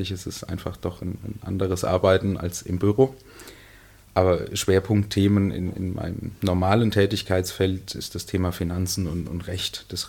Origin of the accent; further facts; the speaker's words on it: Erlenbach am Main, Bavaria, Germany; Ich komme aus dem Landkreis Miltenberg, bin 34 Jahre alt